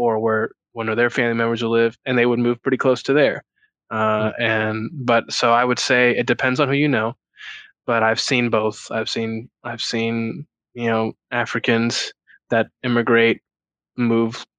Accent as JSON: {"language": "English", "town": "Houston", "region": "Texas", "country": "United States", "tie": "born or raised there", "said": "I grew up in Houston. So kind of the Southwest Houston, A-Leaf. That's the school district that I grew up"}